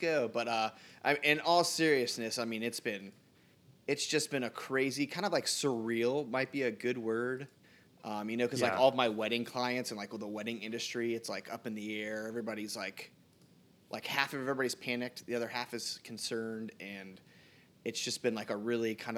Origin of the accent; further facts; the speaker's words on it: United States; I'm from America